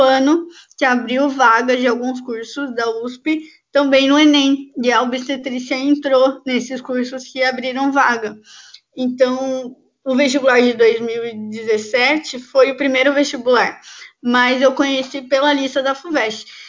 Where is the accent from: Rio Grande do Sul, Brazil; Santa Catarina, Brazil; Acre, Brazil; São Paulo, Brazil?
São Paulo, Brazil; Campinas; eu sou de Campinas, interior de São Paulo